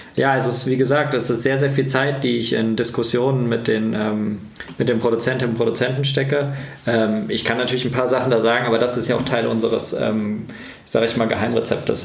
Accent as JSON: {"language": "German", "town": "Kassel", "region": "Hesse", "country": "Germany", "tie": "born or raised there", "moved": "as an adult", "said": "Tatsächlich ist das auch mein Heimat, meine Heimatstadt."}